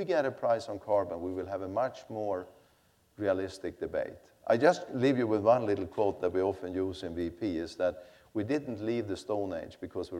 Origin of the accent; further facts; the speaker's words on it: Sweden; I come from Sweden